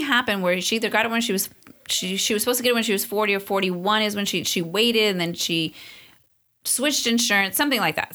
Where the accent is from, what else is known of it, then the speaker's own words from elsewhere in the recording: Long Beach, California, United States; also born or lived in East Los Angeles, California / Amargosa Valley, Nevada / Hesperia, California / Arcadia, California; through our teens, we ended up in Long Beach